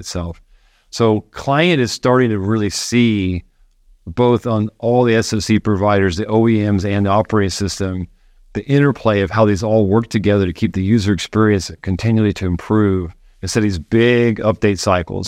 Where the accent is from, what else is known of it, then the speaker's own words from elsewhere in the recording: Florida, United States; moved away; I grew up in Florida near the Space Center.